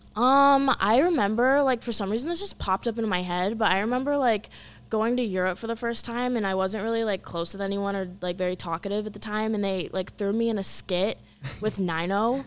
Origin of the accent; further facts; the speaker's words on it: Orlando, Florida, United States; moved away as an adult; also born or lived in Los Angeles; I grew up in Orlando, Florida